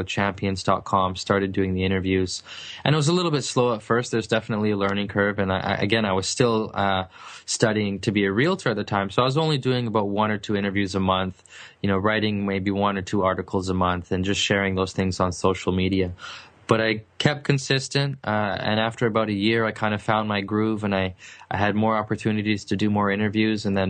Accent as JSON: {"language": "English", "town": "Vancouver", "region": "British Columbia", "country": "Canada", "tie": "born or raised there", "said": "I'm from British Columbia, specifically the city of Vancouver, which is a beautiful city, very expensive city as well. And I wasn't fortunate enough to grow up in the nice part of town"}